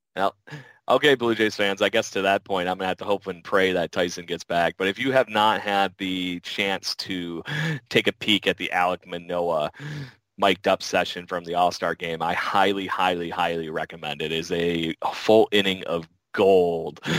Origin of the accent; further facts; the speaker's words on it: United States; I'm American